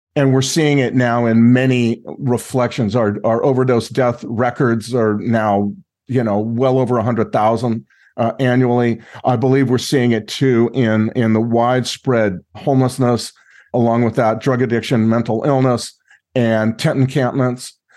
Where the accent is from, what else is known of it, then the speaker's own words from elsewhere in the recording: Los Angeles, California, United States; also born or lived in Mexico; I'm from Los Angeles area